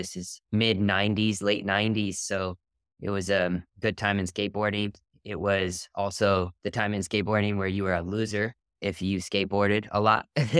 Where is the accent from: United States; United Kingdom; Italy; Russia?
United States; California; I grew up in Southern California.